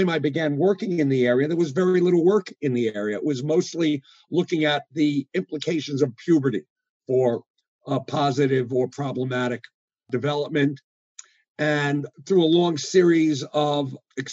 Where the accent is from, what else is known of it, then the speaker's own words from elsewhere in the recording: New York City, New York, United States; moved away as an adult; also born or lived in Midwest; I'm one of those folks who went from kindergarten to PhD in the public schools of New York City